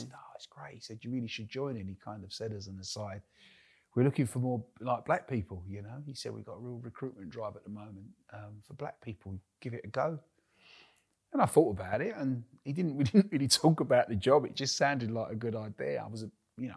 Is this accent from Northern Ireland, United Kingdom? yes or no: no; London, United Kingdom; moved away as an adult; now in North East England, United Kingdom; Born and bred in the East End of London